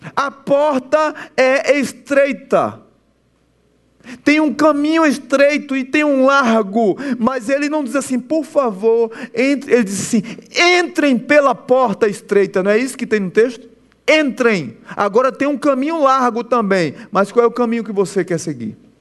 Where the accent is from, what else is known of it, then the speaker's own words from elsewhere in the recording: Pernambuco, Brazil; Sou pernambucano